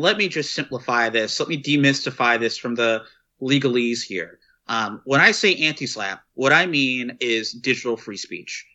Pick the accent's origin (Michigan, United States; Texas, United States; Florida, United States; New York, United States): Texas, United States; from my home state of Texas